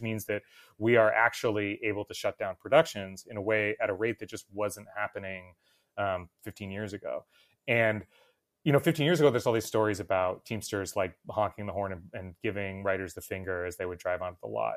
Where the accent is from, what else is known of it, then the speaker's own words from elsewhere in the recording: New Jersey, United States; I'm from New Jersey